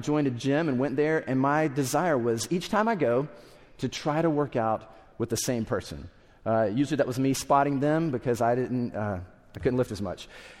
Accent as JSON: {"language": "English", "region": "the South", "country": "United States", "tie": "born or raised there", "said": "I grew up in the South, so maybe you're like classic Southerner"}